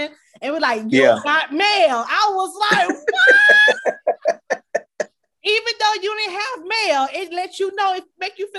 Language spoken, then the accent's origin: English; Miami Gardens, Florida, United States; We all from Miami Gardens.